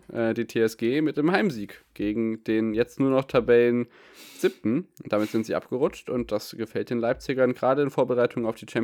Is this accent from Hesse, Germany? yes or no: no; Bielefeld, North Rhine-Westphalia, Germany; für mich als Bielefelder ganz glücklich, dass Stuttgart eben nicht gewinnen konnte im Signal Iduna Park